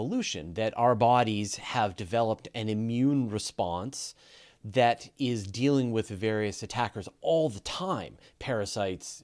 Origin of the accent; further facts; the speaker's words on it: Canada; I'm Canadian